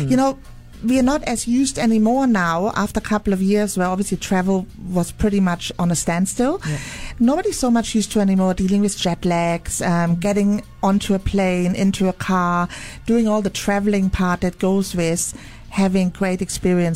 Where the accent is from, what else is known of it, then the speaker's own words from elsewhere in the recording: Munich, Bavaria, Germany; moved away; It's my hometown